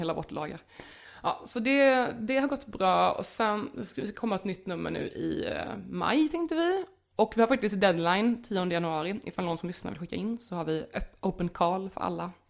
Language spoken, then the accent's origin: Swedish; Småland, Sweden; accent: Småländska; Jag pratar ju småländska